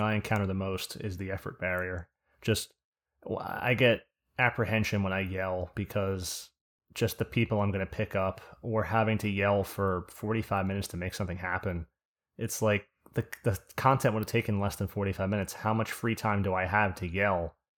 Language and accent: English; New Jersey, United States; accent: Jersey; my accent by calling it a Jew-Z accent